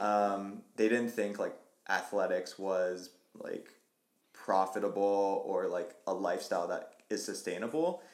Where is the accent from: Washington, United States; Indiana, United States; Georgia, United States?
Washington, United States; Vancouver; moved away as an adult; also born or lived in Portland, Oregon; now in Colorado, United States; prior to moving to Colorado, like tapped into like my hometown. We call it the Vantucky Trail Runners.